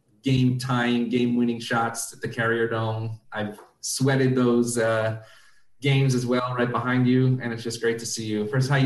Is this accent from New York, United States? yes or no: yes; Syracuse, New York, United States; I grew up in Syracuse, New York, as many of you know. And growing up in Syracuse, basketball is king.